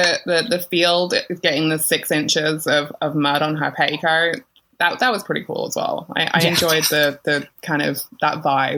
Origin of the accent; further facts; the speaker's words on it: United Kingdom; being British